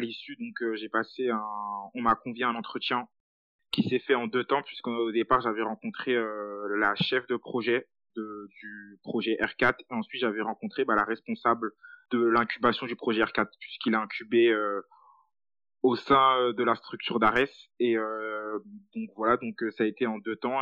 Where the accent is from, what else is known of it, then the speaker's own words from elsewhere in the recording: Île-de-France, France; je suis originaire de banlieue